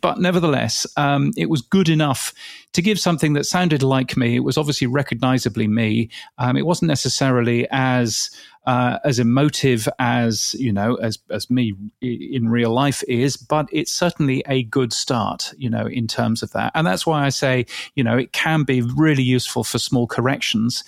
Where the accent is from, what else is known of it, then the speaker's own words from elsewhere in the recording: United Kingdom; accent: British English; in a British English accent.